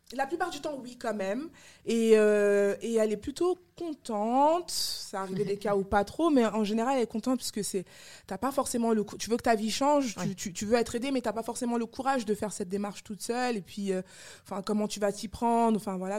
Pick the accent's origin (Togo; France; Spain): France; also born or lived in Yaoundé, Cameroon; je suis née au Cameroun, à Yaoundé. Euh, je suis arrivée en France à l'âge de 8 mois